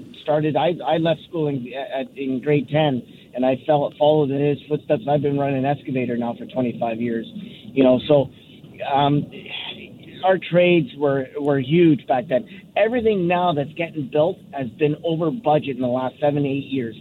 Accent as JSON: {"language": "English", "town": "Vancouver", "region": "British Columbia", "country": "Canada", "tie": "born or raised there", "lives_now": "White Rock, Canada", "said": "born and raised in East Vancouver"}